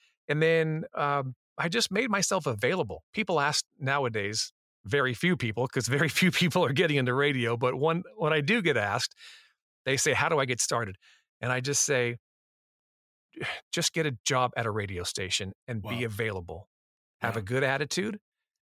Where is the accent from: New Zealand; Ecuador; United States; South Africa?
United States; Los Angeles, California; also born or lived in San Diego; I grew up in Los Angeles.